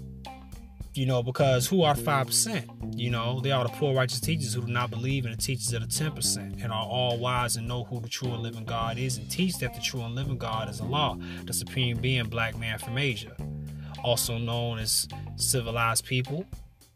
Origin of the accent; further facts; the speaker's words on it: United States; America is where I'm from. You know, we are American bred, you know, and born black